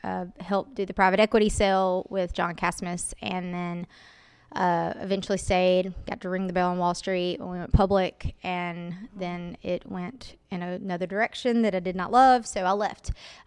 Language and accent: English; Greensboro, Alabama, United States; I'm from Greensboro, Alabama, originally.